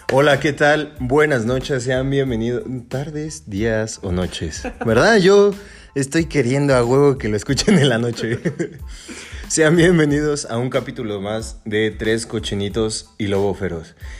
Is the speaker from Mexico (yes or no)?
yes; Mexico; somos Estados Unidos mexicanos